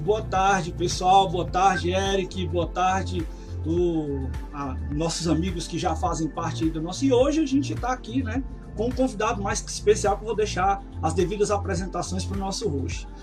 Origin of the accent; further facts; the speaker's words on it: Ceará, Brazil; eu sou do Ceará